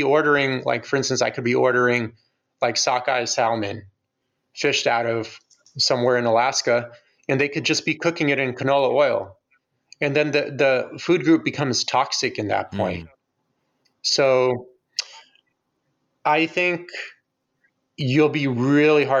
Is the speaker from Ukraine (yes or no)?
yes; Ukraine; I'm from Ukraine